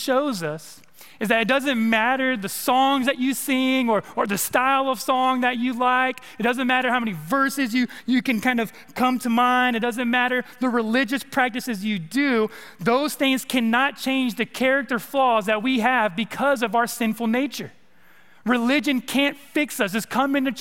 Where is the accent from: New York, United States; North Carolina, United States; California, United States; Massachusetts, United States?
California, United States; moved away as an adult; also born or lived in East Texas; now in Arkansas, United States; I'm from the West Coast, I'm from California.